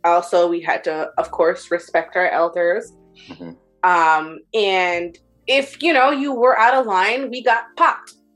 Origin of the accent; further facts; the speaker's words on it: Montreal, Quebec, Canada; I'm Canadian, born and raised